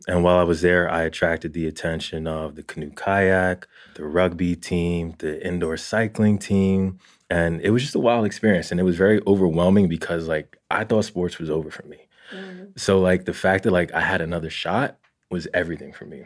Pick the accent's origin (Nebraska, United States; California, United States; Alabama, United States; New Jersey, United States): New Jersey, United States; Jersey City; I grew up in Jersey City